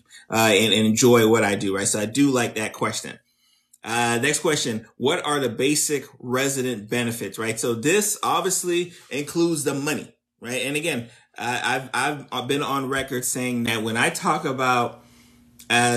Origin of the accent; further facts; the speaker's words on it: South Florida, United States; I'm from South Florida, born and raised in South Florida